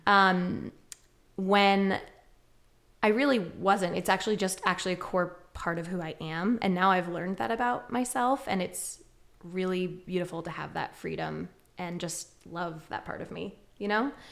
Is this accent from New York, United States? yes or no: yes; Westchester County, New York, United States; moved away as an adult; now in Ithaca, United States; growing up in Westchester County